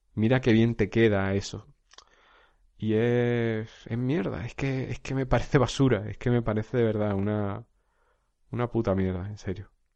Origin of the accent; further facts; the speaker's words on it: a village in Jaén, Andalusia, Spain; now in Alicante, Spain; un pueblo de origen, un pueblo de Jaén, donde yo, donde yo soy natural